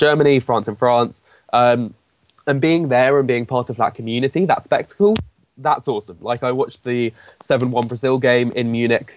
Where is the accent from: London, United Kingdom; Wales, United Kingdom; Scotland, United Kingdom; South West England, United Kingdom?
Wales, United Kingdom; Cardiff; I'm from Cardiff, so Cardiff City